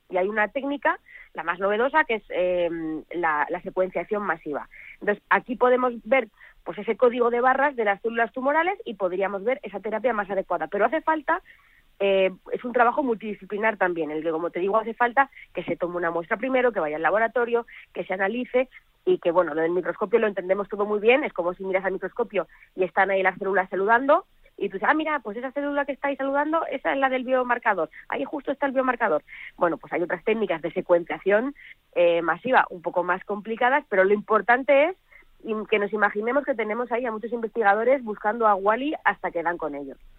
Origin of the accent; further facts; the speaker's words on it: Belmonte, Spain; mi pueblo de Belmonte